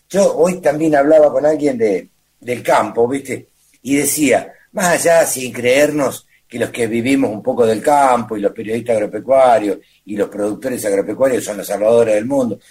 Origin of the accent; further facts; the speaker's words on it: Maipú, Buenos Aires Province, Argentina; moved away; nací en un pueblo donde te bajabas al banco